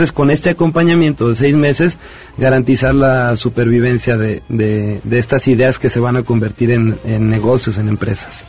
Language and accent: Spanish; Mexico